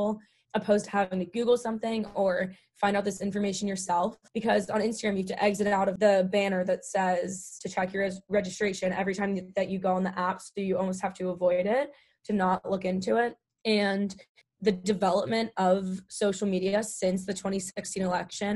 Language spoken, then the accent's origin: English; Pennsylvania, United States; moved away; also born or lived in Pittsburgh, Pennsylvania; I am from Pennsylvania